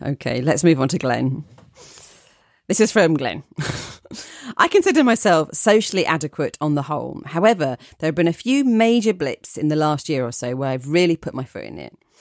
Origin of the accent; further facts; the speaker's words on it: Essex, East of England, United Kingdom; accent: Essex; I'm from Essex, so I can do an okay Essex accent